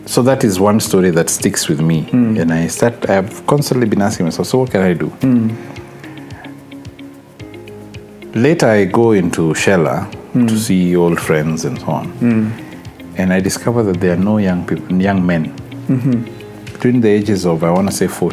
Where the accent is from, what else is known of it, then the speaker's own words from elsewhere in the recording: Malindi, Kilifi County, Kenya; moved away; I'm Malindian.